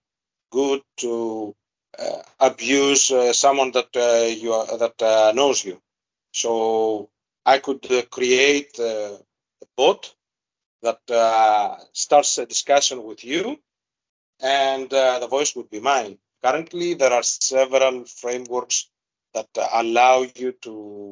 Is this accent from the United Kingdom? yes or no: no; Greece; first language Greek; English is a second language; my native language. I'm a bit more fluent in Greek